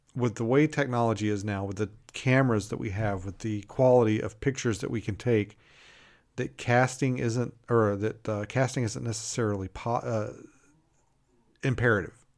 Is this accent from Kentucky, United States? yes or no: yes; Kentucky, United States; moved away; I grew up in Kentucky